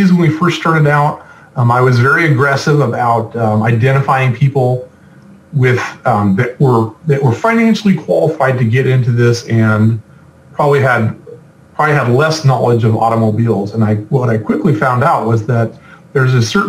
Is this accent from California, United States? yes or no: yes; California, United States; I'm from California